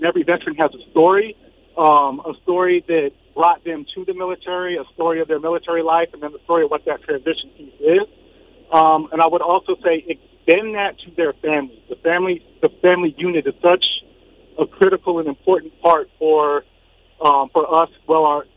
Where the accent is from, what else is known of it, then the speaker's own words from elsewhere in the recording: Sacramento, California, United States; now in San Antonio, United States; I'm from Sacramento